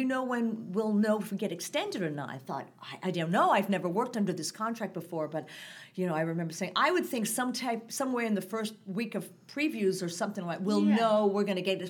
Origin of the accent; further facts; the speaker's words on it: United States; I'm an American.